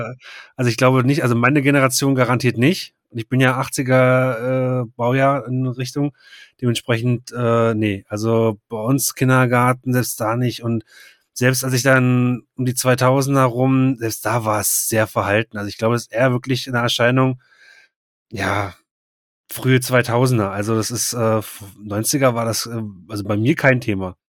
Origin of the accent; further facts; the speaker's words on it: Germany; bei uns in Deutschland